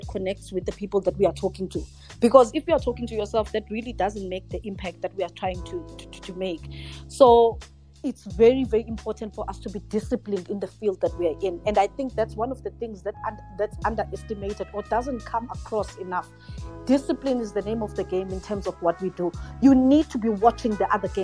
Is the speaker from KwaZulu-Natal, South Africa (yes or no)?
yes; Port Shepstone, KwaZulu-Natal, South Africa; now in Johannesburg, South Africa; As a South African, this is like mind-blowing, because I'm a child from Port Shepstone, you know, where basically nothing ever happens in Port Shepstone